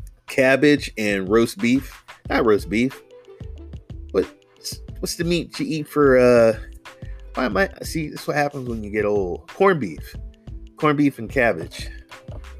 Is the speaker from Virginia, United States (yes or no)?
no; North Carolina, United States; also born or lived in Louisiana; now in California, United States; I live in California. I was born in Louisiana. I'm from North Carolina